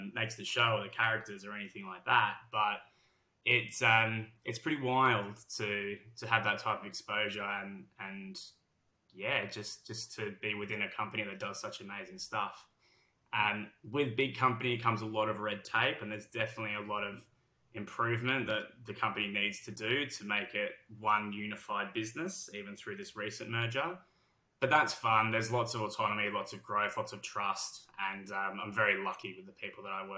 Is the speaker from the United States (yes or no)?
no; Australia; accent: heavy Australian; moved away as an adult; now in London, United Kingdom; Despite my heavy Australian accent